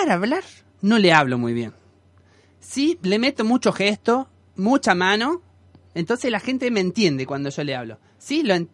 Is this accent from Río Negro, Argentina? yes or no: yes; Pilcaniyeu, Río Negro, Argentina; also born or lived in Villa María; ¿Sabés que yo soy medio cordobés? Pero en realidad yo soy pilcanillaunce.